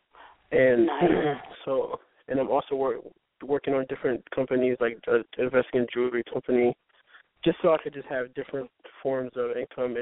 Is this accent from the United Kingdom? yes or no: no; Haiti; now in Philadelphia, United States; I'm a photographer in Philadelphia. I'm actually from Haiti